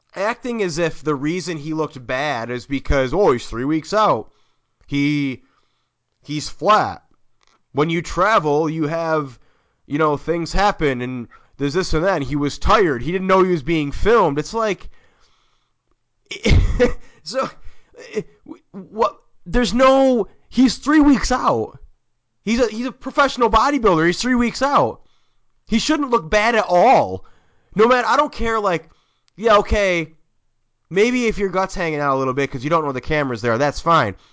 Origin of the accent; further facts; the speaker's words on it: Oswego, New York, United States; I grew up in Oswego, New York